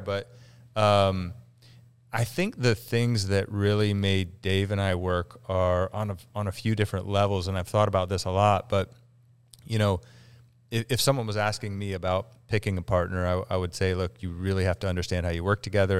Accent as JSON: {"language": "English", "town": "Galena", "region": "Ohio", "country": "United States", "tie": "born or raised there", "said": "Galena, Ohio."}